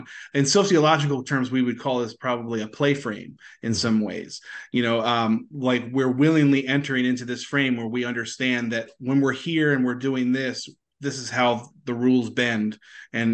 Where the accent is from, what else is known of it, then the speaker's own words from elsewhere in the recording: Maryland, United States; moved away; I'm from Maryland originally